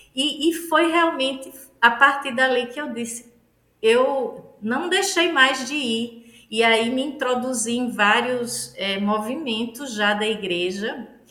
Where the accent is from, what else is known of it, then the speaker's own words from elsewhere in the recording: Northeast Region, Brazil; accent: nordestino; Mulher nordestina